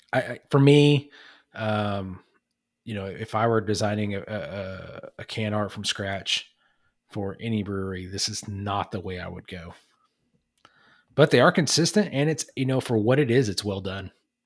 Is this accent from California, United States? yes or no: no; Muskogee, Oklahoma, United States; born there; my mom graduated high school from Muskogee. I was born in Muskogee. My grandparents lived in Muskogee all my life